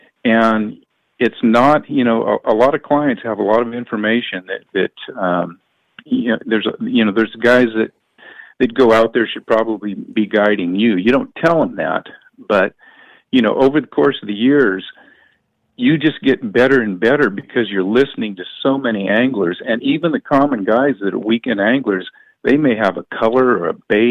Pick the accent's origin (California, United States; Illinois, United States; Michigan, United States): California, United States; Stockton; I was born in Stockton